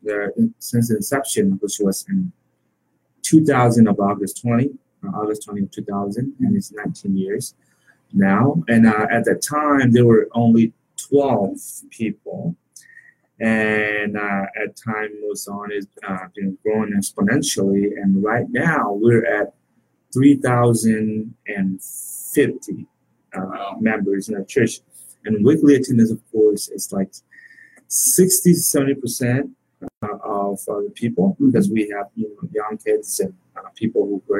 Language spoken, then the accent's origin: English; Myanmar; now in Indianapolis, United States; I'm from Burma